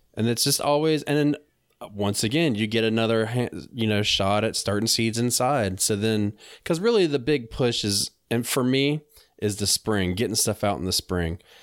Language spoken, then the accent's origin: English; North Carolina, United States; I'm from North Carolina, I was just living up there for a period of time.